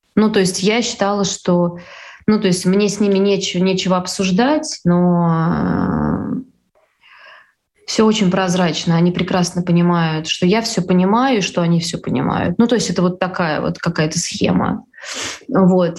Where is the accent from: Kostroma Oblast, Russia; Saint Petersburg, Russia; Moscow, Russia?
Saint Petersburg, Russia; я из Петербурга